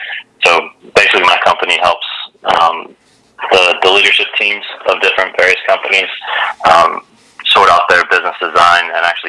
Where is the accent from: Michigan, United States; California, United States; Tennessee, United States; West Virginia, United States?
West Virginia, United States; Ripley; moved away as an adult; now in Ireland; growing up in the Ripley area.